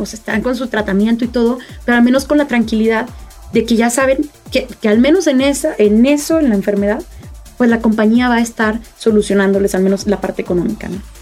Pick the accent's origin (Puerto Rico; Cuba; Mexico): Mexico; somos el futuro de México